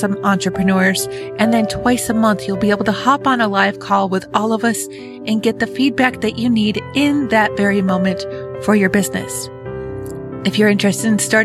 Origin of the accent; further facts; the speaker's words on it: Western New York, United States; I grew up on the East Coast in Western New York.